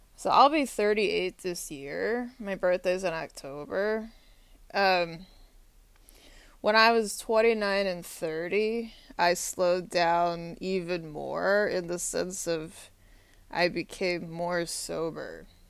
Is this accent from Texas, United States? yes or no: yes; Austin, Texas, United States; now in Arlington, Virginia, United States; Austin, Texas is my hometown. My high school is about 10 minutes from UT Austin